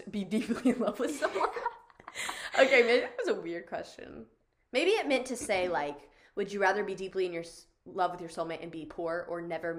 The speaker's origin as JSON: {"language": "English", "region": "the South", "country": "United States", "tie": "born or raised there", "said": "I don't know if it's just because we grew up in the South that it's so much a way of life."}